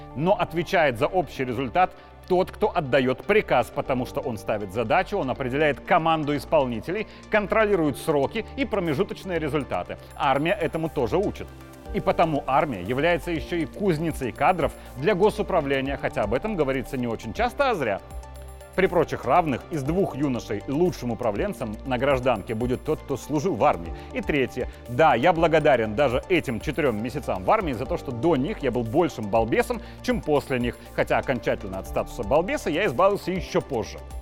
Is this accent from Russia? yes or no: no; Belarus; Мы, белорусы, мирные люди